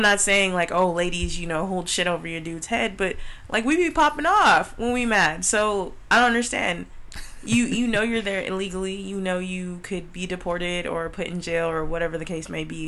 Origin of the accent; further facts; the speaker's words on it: California, United States; we are from California